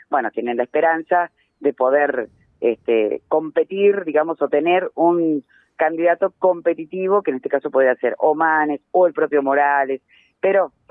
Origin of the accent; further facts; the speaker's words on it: Jujuy, Argentina; nosotros que somos de Jujuy, sabemos que muchas veces este, la centralidad de la Argentina hace que nadie nos pregunte lo que nos pase